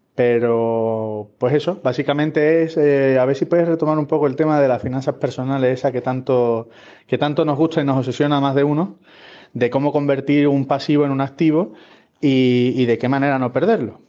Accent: Seville, Andalusia, Spain; now in Finland; vivo aquí en Finlandia, aunque soy de Sevilla

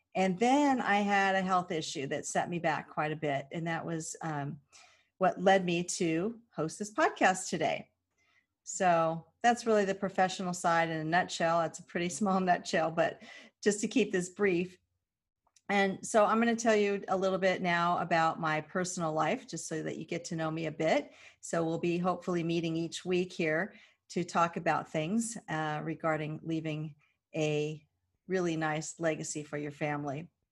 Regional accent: Southern California, United States; growing up in Southern California, it was really odd to be a native

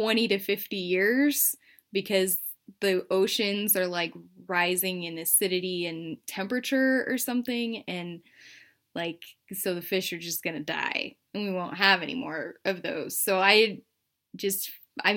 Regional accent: Pacific Northwest, United States; I grew up in the Pacific Northwest

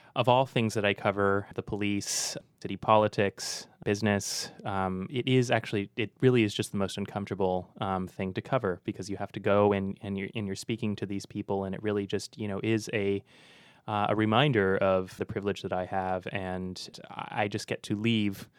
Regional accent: Walnut Creek, California, United States; also born or lived in Concord, California; I grew up in Concord and Walnut Creek

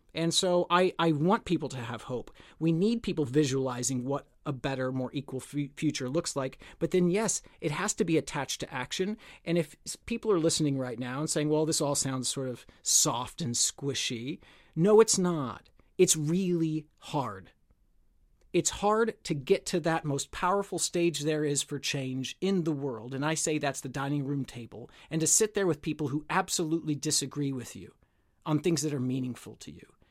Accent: United States; moved away; my home country in the United States

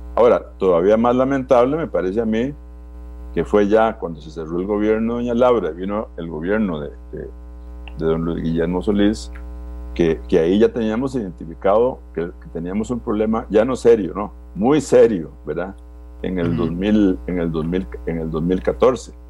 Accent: Costa Rica; Yo como costarricense

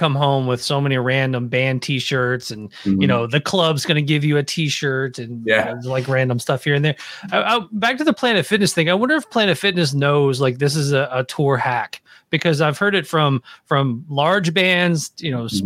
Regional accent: Nashville, Tennessee, United States; I'm from Nashville

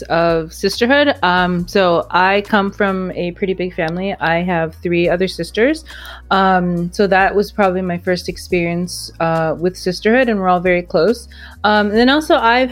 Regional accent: Canada; moved away; also born or lived in Miami; I grew up in Canada

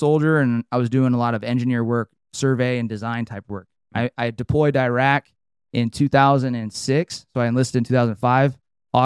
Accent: Trinity Center, California, United States; So I grew up in Northern California, a little town called Trinity Center.

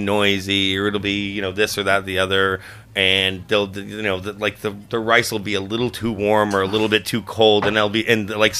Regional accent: Florida, United States; South Florida.

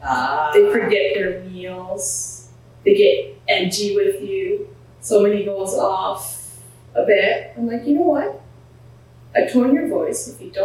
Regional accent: Canada; also born or lived in Punjab, India / Montreal, Canada; So I was born in Punjab. I was 11 months old when I came to Canada.

